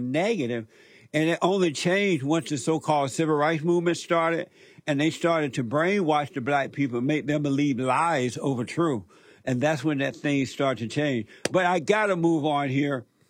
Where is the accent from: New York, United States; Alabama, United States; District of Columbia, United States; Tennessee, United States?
Alabama, United States; moved away; I grew up in Alabama, as you know, on a plantation